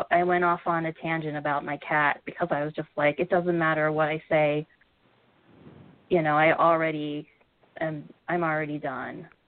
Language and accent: English; Midwest, United States; growing up in the Midwest, especially, um, you're kind of like you.